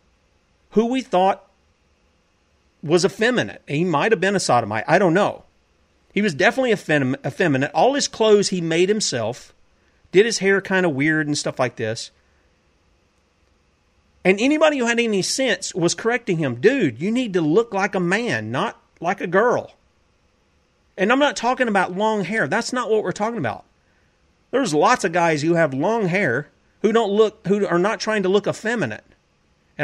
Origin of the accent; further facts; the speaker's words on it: South Carolina, United States; my home state of South Carolina.